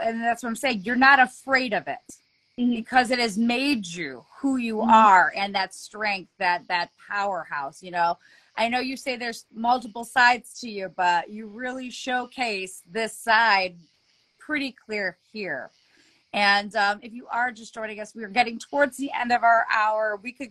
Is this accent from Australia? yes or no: no; Ohio, United States; also born or lived in Los Angeles; Born in LA, but I've lived most of my life in Ohio. But I was born in LA, man. I was born there.